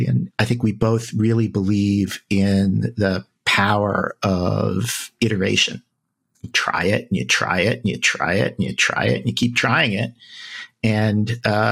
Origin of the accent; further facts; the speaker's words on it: East Coast, United States; now in New York City, United States; I'm from the East Coast originally.